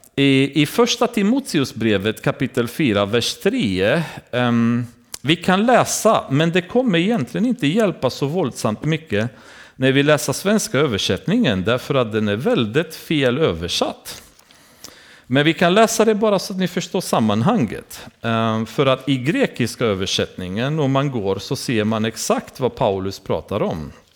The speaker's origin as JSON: {"language": "Swedish", "country": "Romania", "moved": "yes", "lives_now": "Sweden", "said": "I Rumänien, har vi, där jag kommer ifrån"}